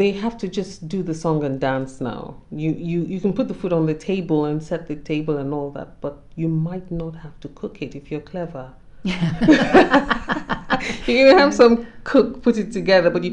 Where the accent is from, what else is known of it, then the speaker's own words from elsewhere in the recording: Nigeria; as a Nigerian woman